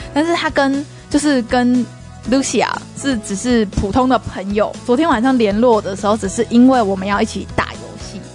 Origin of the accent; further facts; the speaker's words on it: Taiwan; 我们台湾人讲日文一定也会有一点点就是外国人腔